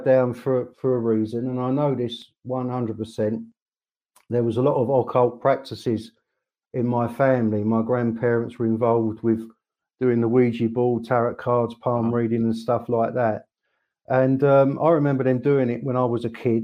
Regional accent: Croydon, London, United Kingdom; I was born in South London, a place called Croydon, 51 years ago

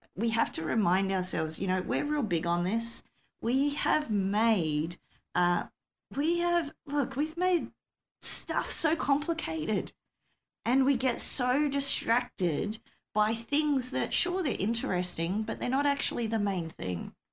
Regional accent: Australia; I'm an Aussie

